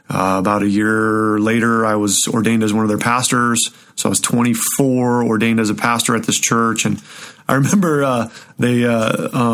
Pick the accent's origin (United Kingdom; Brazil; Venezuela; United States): United States; Show Low, Arizona; also born or lived in Southern California; now in Colorado, United States; I'm originally from Arizona. So I grew up in a little town in Arizona called Sholo.